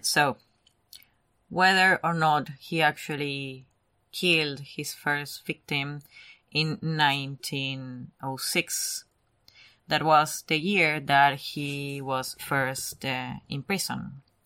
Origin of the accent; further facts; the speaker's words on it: Argentina; English is a second language; moved away; I'm Argentinian.